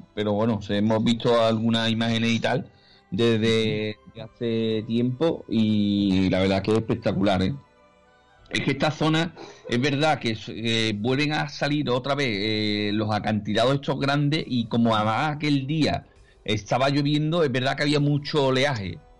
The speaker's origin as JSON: {"language": "Spanish", "town": "Seville", "region": "Andalusia", "country": "Spain", "said": "somos de Sevilla"}